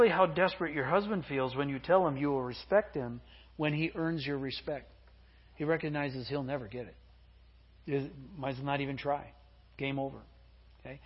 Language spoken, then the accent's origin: English; Midwest, United States; I grew up in the Midwest